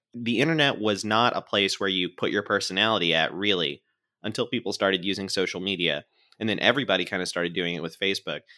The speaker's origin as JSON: {"language": "English", "region": "Florida", "country": "United States", "said": "my home state of Florida"}